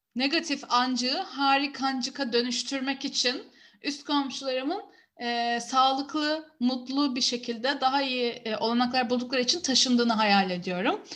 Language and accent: Turkish; Istanbul, Turkey; Herkes kendi memleketinden gazete getirsin, yerel gazeteleri anlatsın diye ben de Kadıköy gazetesi götürdüm